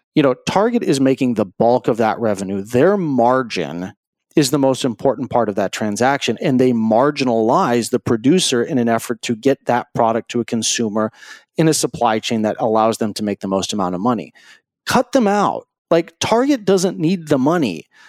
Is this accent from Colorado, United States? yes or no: yes; Greeley, Colorado, United States; I grew up in Greeley, Colorado